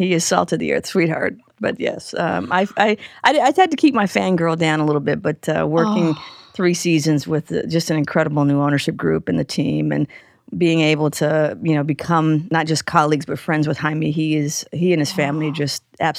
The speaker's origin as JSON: {"language": "English", "town": "Carson", "region": "California", "country": "United States", "tie": "born or raised there", "said": "One, I grew up in Carson, so about 20 minutes south of downtown, the South Bay. And, you know, I really grew up in a bubble for the most part."}